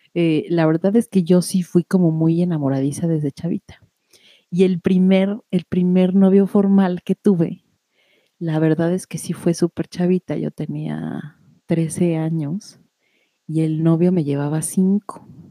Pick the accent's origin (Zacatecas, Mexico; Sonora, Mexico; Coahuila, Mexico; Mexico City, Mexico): Mexico City, Mexico; cuando nací allá en la Ciudad de México